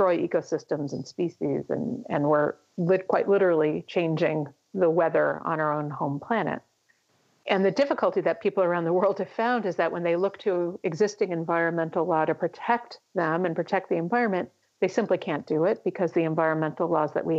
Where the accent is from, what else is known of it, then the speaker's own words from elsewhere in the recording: United States; my home country of the United States